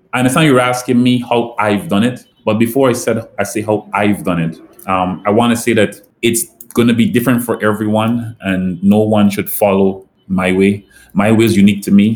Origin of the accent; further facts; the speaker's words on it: Guyana; moved away as an adult; also born or lived in Florida, United States; now in St. Lucia; I grew up in Guyana